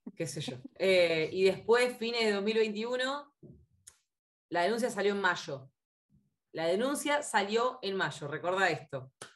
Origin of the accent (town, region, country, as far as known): Argentina